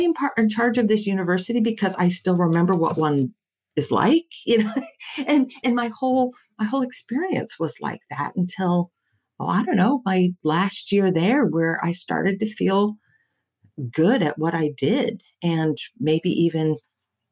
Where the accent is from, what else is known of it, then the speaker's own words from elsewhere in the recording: Silicon Valley, California, United States; I was raised here in Silicon Valley